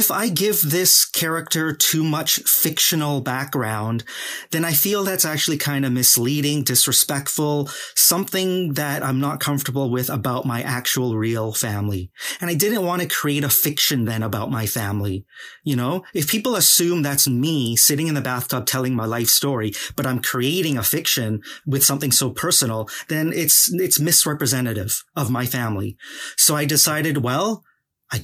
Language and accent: English; Vancouver, British Columbia, Canada; also born or lived in Guangzhou, China; I'm a hardcore East fan kid through and through